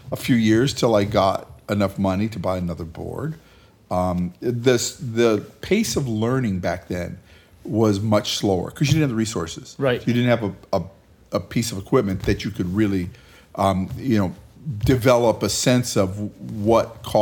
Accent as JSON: {"language": "English", "town": "Hacienda Heights", "region": "California", "country": "United States", "tie": "born or raised there", "said": "in Hacienda Heights, California."}